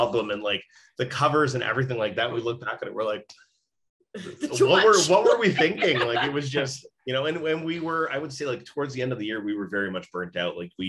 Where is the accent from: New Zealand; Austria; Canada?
Canada; Brampton, Ontario; also born or lived in Mexico; I was born in Mexico. {S1} Yeah. {S2} We moved back and forth constantly between Mexico and then Brampton. So Brampton's mostly where I grew up.